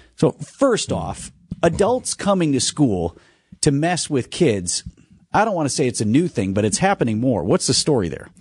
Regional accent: Wauwatosa, Wisconsin, United States; I grew up in Wauwatosa

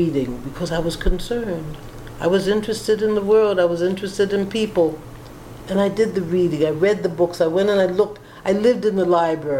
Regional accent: New York, United States; moved away as an adult; now in Franklin, United States; I grew up in New York when you couldn't go in certain restaurants.

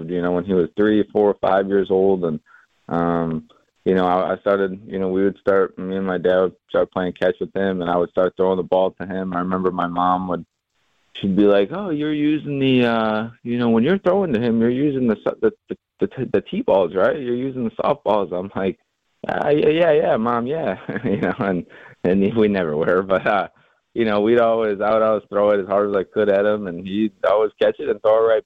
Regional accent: Fredonia, Wisconsin, United States; born or raised there

